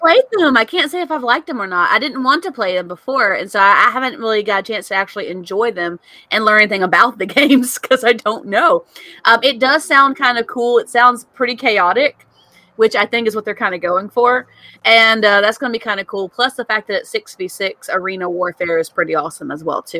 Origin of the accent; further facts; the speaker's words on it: Clarksville, Tennessee, United States; moved away; my hometown